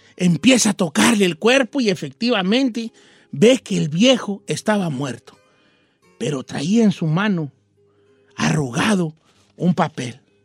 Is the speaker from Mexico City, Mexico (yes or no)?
no; Michoacán, Mexico; como yo soy de Michoacán, ya somos muy especiales para las carnitas